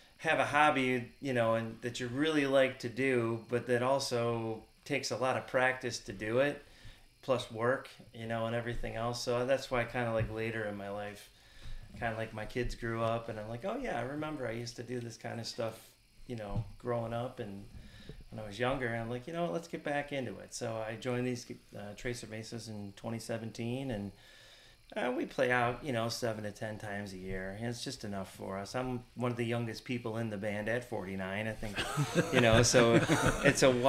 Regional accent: Willoughby, Ohio, United States; My neighbors I grew up next to in North Willoughby

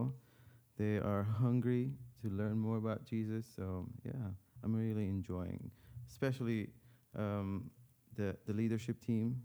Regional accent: Lebanon; moved away; I'm from an Armenian family, ethnically, but born and raised in Lebanon

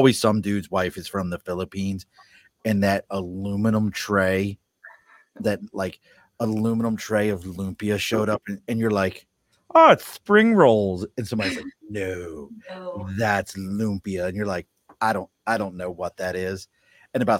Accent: Baltimore, Maryland, United States; I was from East Baltimore

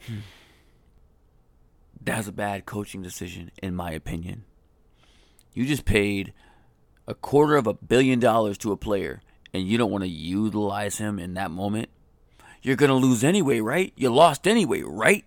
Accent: Colorado, United States; now in Atlanta, United States; I'm from Colorado. I grew up in Colorado

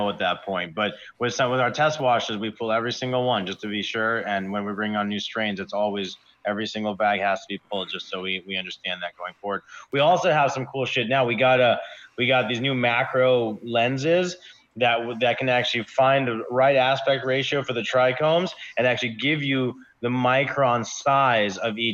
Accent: Iowa, United States; now in Humboldt County, United States; I come from Iowa. I grew up in Iowa.

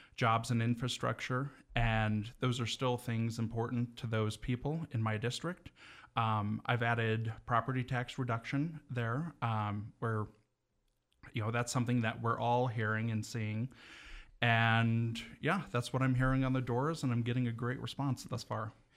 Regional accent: Evergreen, Montana, United States; I am an evergreen kid, uh, born and raised in Evergreen

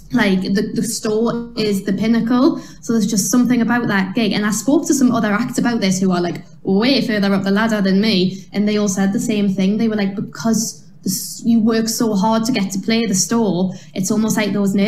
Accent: Newcastle upon Tyne, North East England, United Kingdom; I was a girl from Newcastle

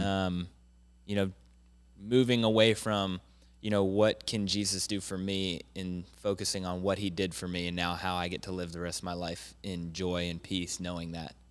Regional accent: Jacksonville, Florida, United States; born or raised there; also born or lived in Pittsburgh, Pennsylvania

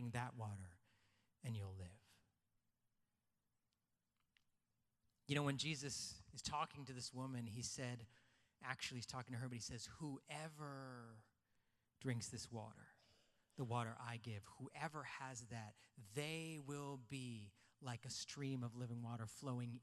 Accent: Canada; I was born in Canada. I'm white underneath.

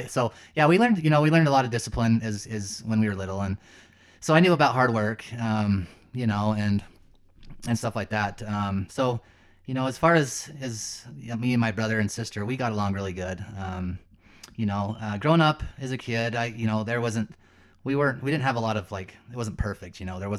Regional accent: Lehi, Utah, United States; So yeah, I grew up in Lehi, Utah. back then it was a small town.

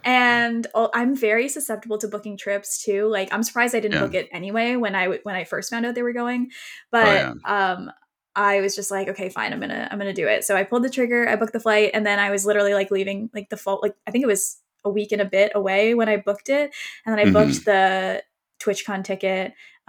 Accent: Canada; I'm from Canada.

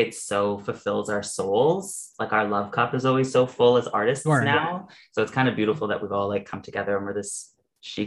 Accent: Peterborough, Ontario, Canada; I'm from Peterborough, Ontario

